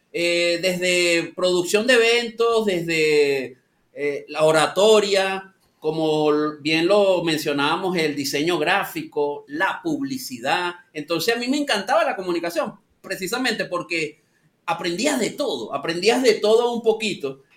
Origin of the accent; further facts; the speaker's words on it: San Antonio de los Altos, Miranda, Venezuela; moved away as an adult; also born or lived in Caracas, Venezuela; now in Lima, Peru; soy específicamente de San Antonio de los Altos. Eso es el estado Miranda.